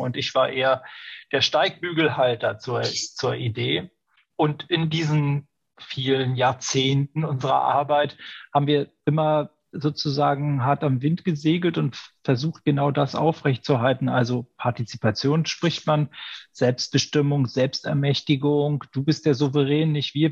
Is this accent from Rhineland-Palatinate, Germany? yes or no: no; Berlin, Germany; Ich komme aus der Deutschen Demokratischen Republik. Ja aus, aus Berlin